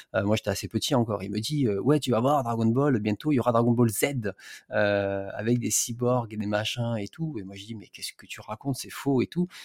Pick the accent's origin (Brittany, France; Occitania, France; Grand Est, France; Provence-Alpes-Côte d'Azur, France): Occitania, France; Alès; moved away; moi je suis du sud, euh, suis dans le, je suis dans le Gard et je suis d'origine d'Alès